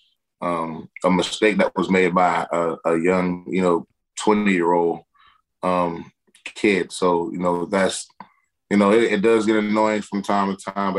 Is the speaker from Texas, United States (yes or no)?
no; Perry, Florida, United States; also born or lived in Madison, Florida; I was born in Madison, but I grew up in Perry